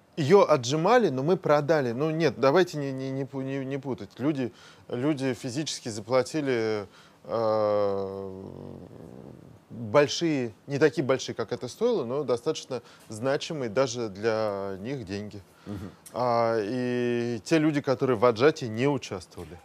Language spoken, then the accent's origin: Russian; Moscow, Russia; я родился в Москве